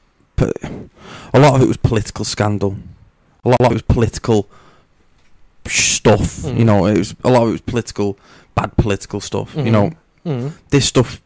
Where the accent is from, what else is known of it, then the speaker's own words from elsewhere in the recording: United Kingdom; we're fucking British.